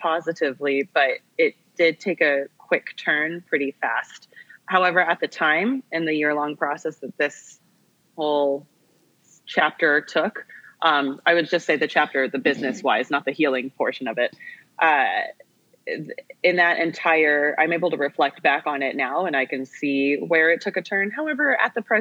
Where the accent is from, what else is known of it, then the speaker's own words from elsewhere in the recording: California, United States; I grew up in California, and growing up as an Asian American female in a predominantly white city